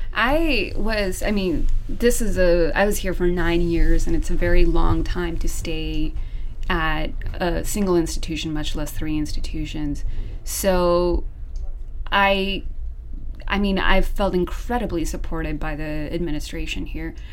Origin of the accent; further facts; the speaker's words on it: Seattle, Washington, United States; moved away as an adult; also born or lived in Southern California; I'm originally from Seattle